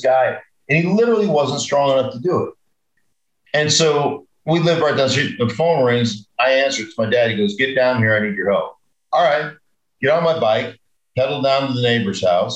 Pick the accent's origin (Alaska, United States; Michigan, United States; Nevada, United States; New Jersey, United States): Alaska, United States; I grew up in Alaska. We had horses.